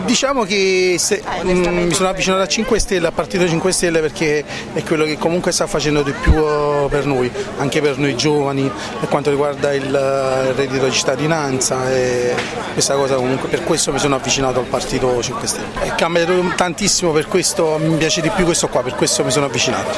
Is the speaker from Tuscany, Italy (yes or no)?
no; Naples, Campania, Italy; sono di Napoli